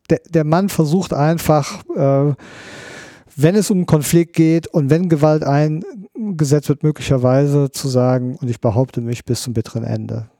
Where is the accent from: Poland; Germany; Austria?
Germany; Bonn, North Rhine-Westphalia; ich bin Bonner